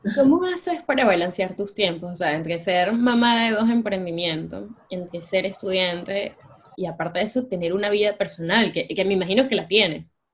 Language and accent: Spanish; Venezuela; moved away as an adult; como venezolanos nosotros